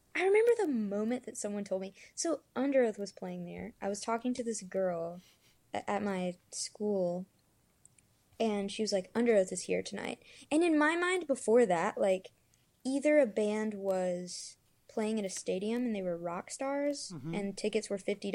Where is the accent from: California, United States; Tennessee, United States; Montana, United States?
Tennessee, United States; Memphis; now in Nashville, United States; I am from Memphis, and I'm currently living in Nashville